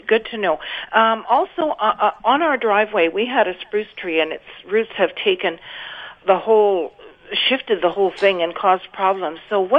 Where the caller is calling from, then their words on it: Winnipeg, Manitoba, Canada; Yeah, I'm calling from Winnipeg.